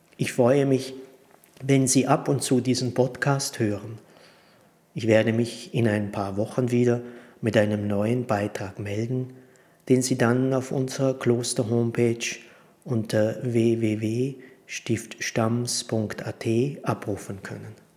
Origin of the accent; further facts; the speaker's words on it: Prutz, Tyrol, Austria; also born or lived in Stams, Tyrol; ich bin in Brutz im Tiroler Oberland geboren und hier in der Abtei Stamms Zisterzienser